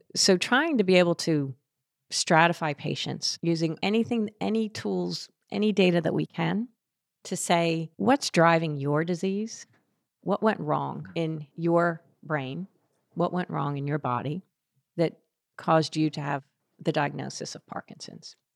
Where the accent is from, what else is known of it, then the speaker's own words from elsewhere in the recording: Philadelphia, Pennsylvania, United States; I grew up outside of Philadelphia